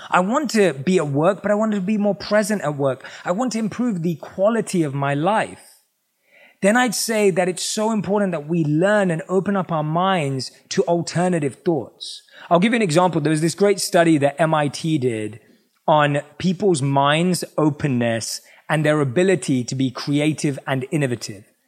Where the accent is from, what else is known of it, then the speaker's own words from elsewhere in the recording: London, United Kingdom; growing up in England, obviously, I was born and raised in London.